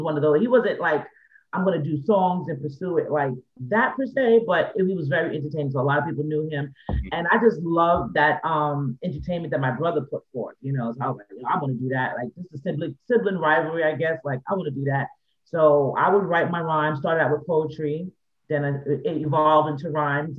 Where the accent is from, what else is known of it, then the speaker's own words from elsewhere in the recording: New York City, New York, United States; Growing up in the Bronx